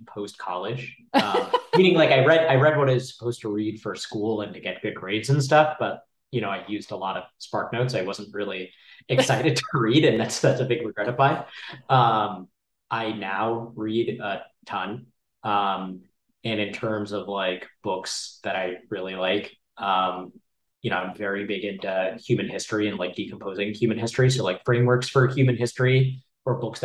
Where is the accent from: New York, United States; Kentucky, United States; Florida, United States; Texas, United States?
Texas, United States; Dallas; I'm from Dallas